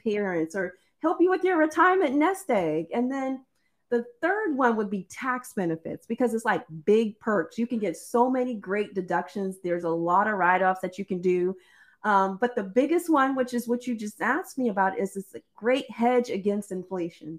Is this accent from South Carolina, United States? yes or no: yes; South Carolina, United States; growing up in South Carolina, we used to have to do this thing called Easter speeches